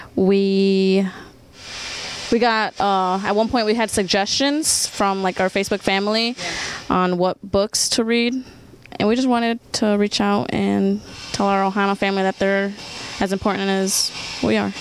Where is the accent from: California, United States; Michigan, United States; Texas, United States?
California, United States; I'm from California